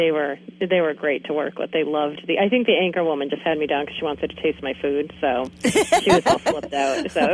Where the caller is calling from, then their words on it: Kittery, Maine, United States; I'm calling in from Kittery, Maine.